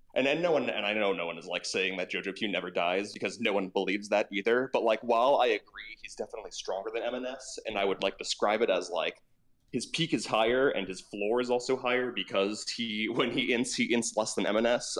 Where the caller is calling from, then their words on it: New York City, New York, United States; I'm calling from New York City